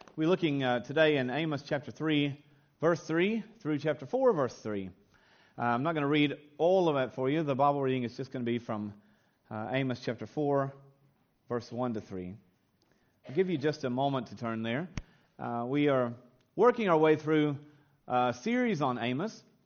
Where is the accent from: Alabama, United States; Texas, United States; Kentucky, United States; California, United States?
Kentucky, United States; moved away as an adult; now in Australia; I was raised on a, a small little farm in a simple little town in the hills of Kentucky, in the good old U.S. of A.